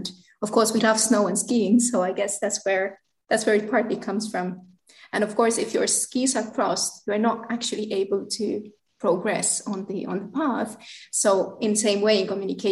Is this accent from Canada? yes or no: no; Southern Finland, Finland; first language Finnish; English is a second language; moved away as an adult; now in Brussels, Belgium; Finnish is my native language